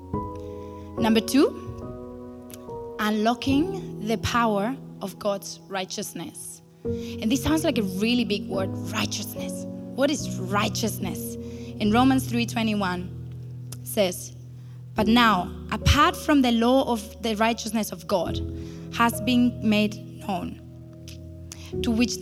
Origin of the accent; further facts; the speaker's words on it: Spain; moved away as an adult; now in Berlin, Germany; I grew up in Spain